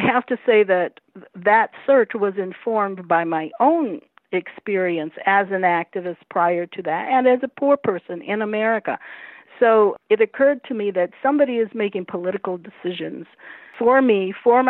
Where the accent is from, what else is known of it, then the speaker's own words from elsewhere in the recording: Toledo, Ohio, United States; here in my hometown of Toledo, Ohio